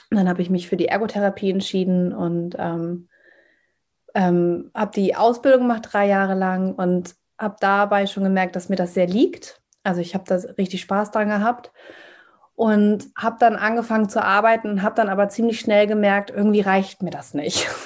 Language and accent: German; Hamburg, Germany; ich bin 34 Jahre alt, komme aus Hamburg, bin Hamburger Dern, bin hier geboren und aufgewachsen.